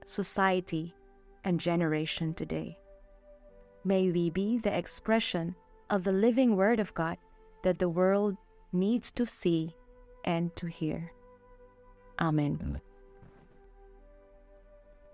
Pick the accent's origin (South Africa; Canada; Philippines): Philippines; moved away as an adult; now in Mexico; I'm a Filipina missionary assigned here in Mexico